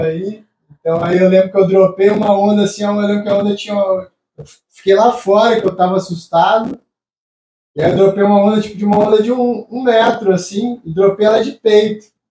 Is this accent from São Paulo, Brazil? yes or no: yes; Campinas, São Paulo, Brazil; moved away; also born or lived in California; Eu sou de Campinas